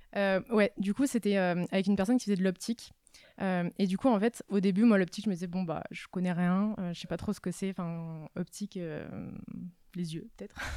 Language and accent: French; Var, Provence-Alpes-Côte d'Azur, France; moved away as an adult; also born or lived in Nice; now in Paris, France; moi je viens du sud de la France, du Var. donc je suis arrivée à Paris il y a six ans